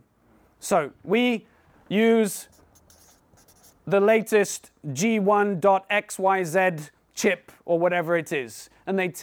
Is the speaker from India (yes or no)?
yes; India; now in Poole, United Kingdom; I was born and brought up in India, but we live now in Poole next to Bournemouth